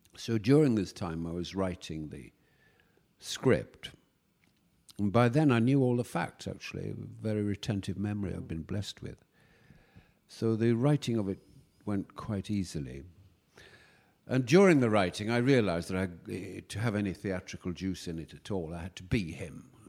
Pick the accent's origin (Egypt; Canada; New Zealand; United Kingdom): United Kingdom; York, Yorkshire and the Humber; moved away; I went back to York, my hometown